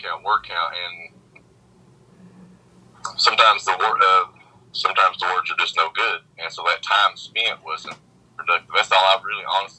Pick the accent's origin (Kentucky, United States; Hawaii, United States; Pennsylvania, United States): Kentucky, United States; Pikeville; also born or lived in Lexington, Kentucky / Berea, Kentucky; I was born in Pikeville. I've lived here all my life